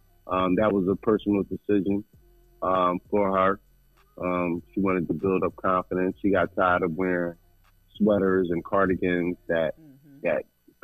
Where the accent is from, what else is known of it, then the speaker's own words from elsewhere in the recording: Philadelphia, Pennsylvania, United States; I'm from Philadelphia.